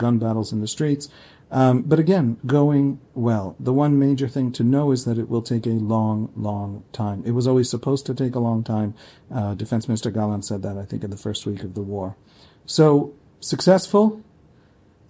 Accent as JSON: {"language": "English", "country": "Israel", "said": "I am from Israel"}